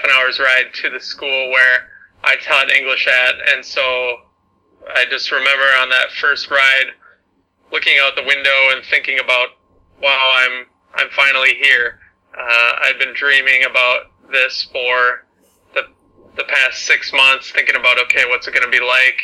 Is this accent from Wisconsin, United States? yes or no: no; Buffalo, Minnesota, United States; moved away as an adult; also born or lived in China; I am from the United States, the state of Minnesota, which is in the north of the country near Canada in the middle, and I'm from a small rural town. It's called Buffalo